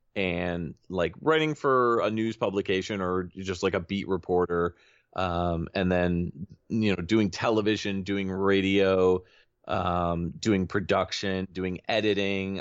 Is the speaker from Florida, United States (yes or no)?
no; Connecticut, United States; I'm from Connecticut